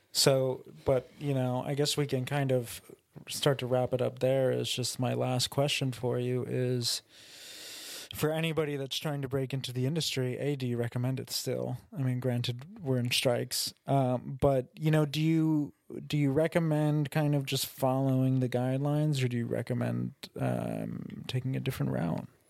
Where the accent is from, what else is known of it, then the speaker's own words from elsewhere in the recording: New York, United States; we're both from New York. We're both from different towns in New York